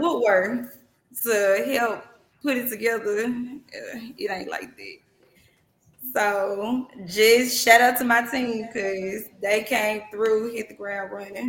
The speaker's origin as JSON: {"language": "English", "town": "Holly Springs", "region": "Mississippi", "country": "United States", "tie": "born or raised there", "said": "I'm from Holly Springs. Holly Springs, Mississippi"}